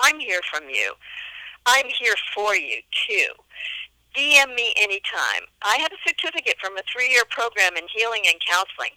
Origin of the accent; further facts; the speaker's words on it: New York, United States; I was born and bred in New York.